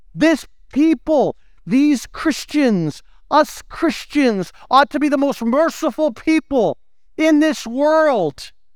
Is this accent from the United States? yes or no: yes; United States; we're American